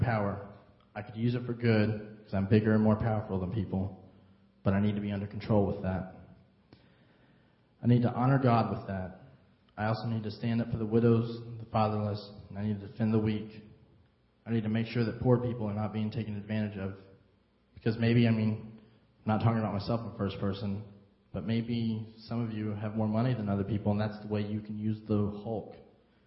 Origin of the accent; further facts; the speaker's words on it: United States; now in Harrisburg, United States; I'm not from here originally. I'm from Carmine